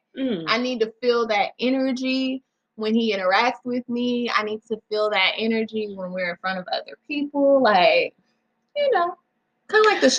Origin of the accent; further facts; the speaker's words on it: the South, United States; I'm from the South.